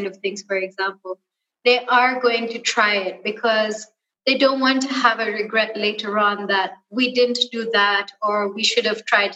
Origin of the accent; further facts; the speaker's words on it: Kenya; born and raised in Kenya, and I studied abroad